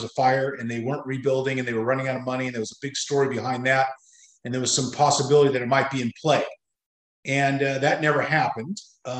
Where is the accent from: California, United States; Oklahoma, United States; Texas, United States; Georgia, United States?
California, United States; Long Beach; So I was born and raised here in Long Beach. Was born at St. Mary's Hospital and went to Hill Junior High School, which is no longer a junior high school anymore, and Wilson High School, and Long Beach City College